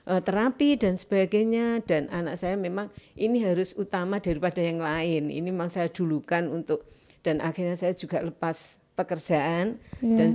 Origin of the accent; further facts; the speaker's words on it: Nganjuk, East Java, Indonesia; kan dari Nganjuk ya, Mbak